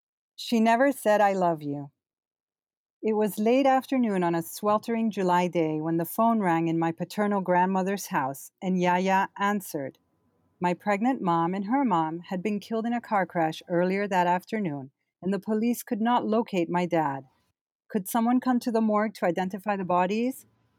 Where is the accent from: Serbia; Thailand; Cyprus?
Cyprus; moved away as an adult; also born or lived in London, United Kingdom; now in New York, United States; I was born and raised in Cyprus, and I came here to study, and I did my undergrad, and then I worked in London, and then I came back to do an MBA at Columbia, and so I've been in New York ever since